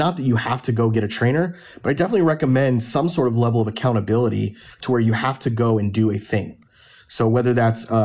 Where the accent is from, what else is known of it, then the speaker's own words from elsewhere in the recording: Fort Lauderdale, Florida, United States; I grew up in Fort Lauderdale